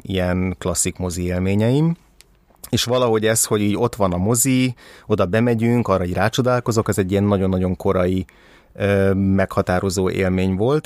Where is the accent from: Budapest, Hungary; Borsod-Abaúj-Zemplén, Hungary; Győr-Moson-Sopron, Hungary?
Budapest, Hungary; 1984. augusztus 22-én születtem Budapesten